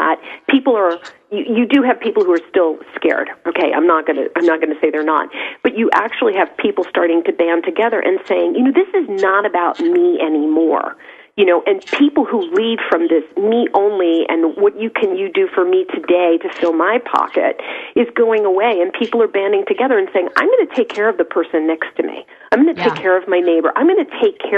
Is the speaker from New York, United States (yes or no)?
yes; New York, United States; I'm a New Yorker